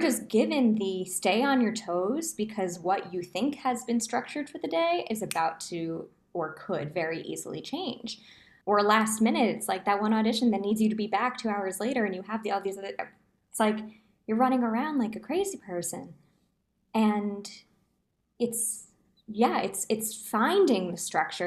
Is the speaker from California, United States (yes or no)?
no; New Jersey, United States; also born or lived in Manhattan, New York / Hoboken, New Jersey; born and raised in New Jersey, was living in Manhattan, performing.